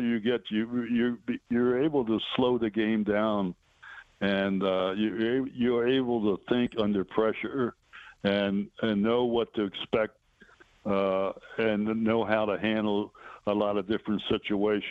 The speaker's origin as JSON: {"language": "English", "town": "Baltimore", "region": "Maryland", "country": "United States", "tie": "born or raised there", "also_born_or_lived": "Detroit", "moved": "yes", "said": "Baltimore, my hometown"}